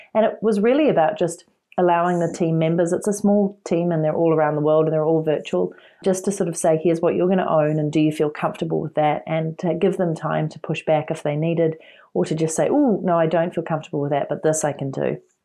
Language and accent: English; New Zealand; moved away as an adult; I'm originally from New Zealand